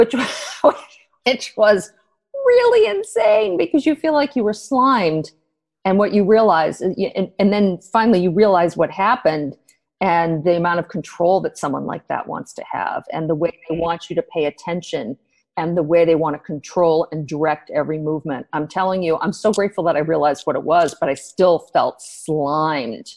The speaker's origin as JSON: {"language": "English", "country": "United States", "said": "I am an American"}